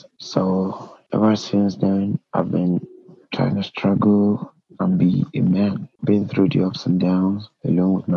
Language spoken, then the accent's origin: English; Nigeria; being in Nigeria. Being a Nigerian, being born in a country